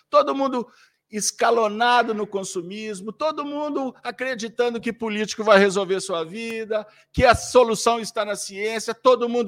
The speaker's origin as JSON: {"language": "Portuguese", "region": "Minas Gerais", "country": "Brazil", "said": "Aliás, o pessoal da internet, olha, me desculpe, mas eu sou mineiro."}